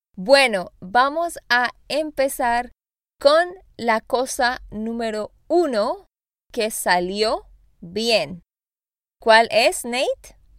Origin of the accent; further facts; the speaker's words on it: Santander, Colombia; also born or lived in Austin, Texas; now in Nashville, United States; de Santander, Colombia.